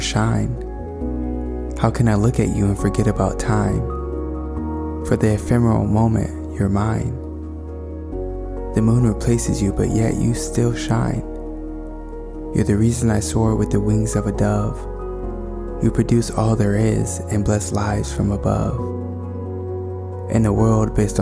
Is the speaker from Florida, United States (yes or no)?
yes; Florida, United States; I was born in May, was born in Florida